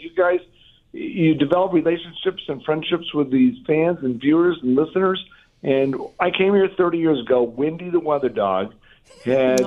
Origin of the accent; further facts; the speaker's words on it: Los Angeles, California, United States; now in Kansas City, United States; I grew up in Los Angeles